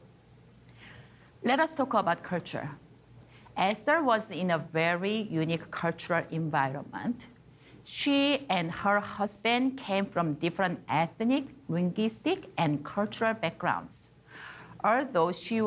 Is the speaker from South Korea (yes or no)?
yes; South Korea; moved away as an adult; also born or lived in China; now in Canada; I was born and grew up in South Korea